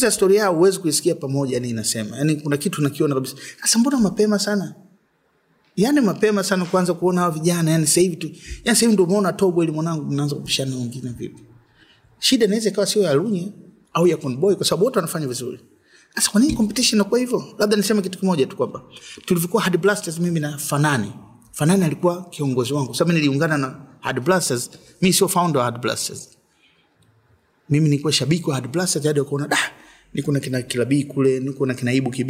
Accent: Dar es Salaam, Tanzania; born there; na nimezaliwa Dar Walianza muda mrefu. Sisi tumekaa Ilala pale kina Chido anasema Ilala, yani si Ilala kabisa. Tulikuwa flat moja hivi mzee namba 11. Ndio nimezaliwa pale.

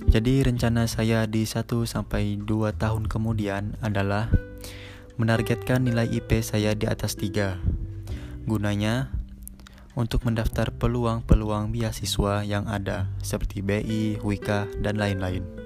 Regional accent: Bandar Lampung, Lampung, Indonesia; Asal saya Bandar Lampung.

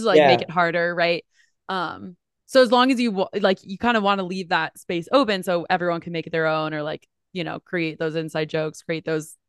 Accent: New Jersey, United States; So like growing up, I'm from New Jersey originally. It was like king, queen, jack, toilet.

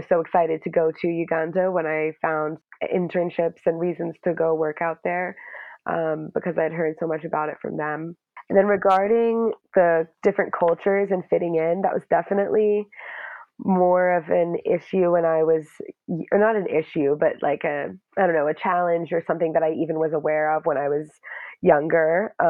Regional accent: Dallas, Texas, United States; also born or lived in Vermont / California / North Carolina; So I'm half English, half American, and I was born in Dallas, Texas, and grew up in Texas, Vermont, California, and North Carolina.

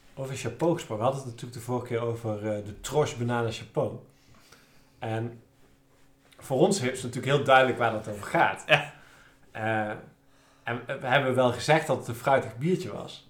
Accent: Nijmegen, Gelderland, Netherlands; ik kom uit Nijmegen en zijn we van de Waal.

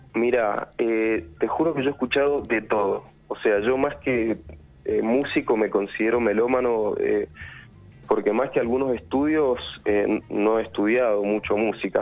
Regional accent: Luján de Cuyo, Mendoza, Argentina; Somos de Mendoza, Luján de Cuyo

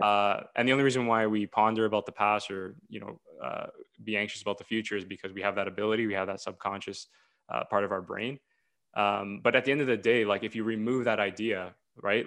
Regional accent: Ontario, Canada; I'm from Ontario, Canada

